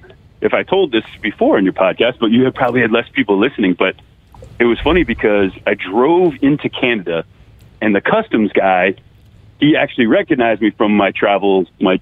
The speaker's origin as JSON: {"language": "English", "region": "New England", "country": "United States", "lives_now": "Southern California, United States", "said": "I'm from New England. I live in Southern California."}